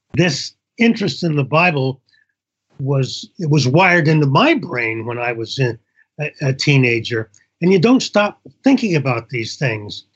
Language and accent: English; Indiana, United States; when I grew up in Indiana